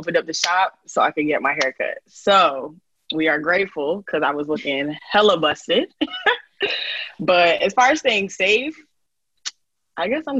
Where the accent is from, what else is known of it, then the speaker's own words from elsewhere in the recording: Utah, United States; now in South Florida, United States; I'm originally from Utah. Right now I'm in South Florida.